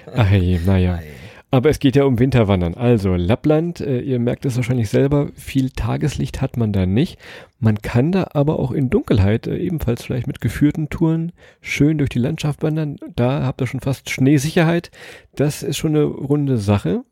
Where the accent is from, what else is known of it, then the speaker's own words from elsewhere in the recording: Lower Saxony, Germany; wie wir Niedersachsen sagen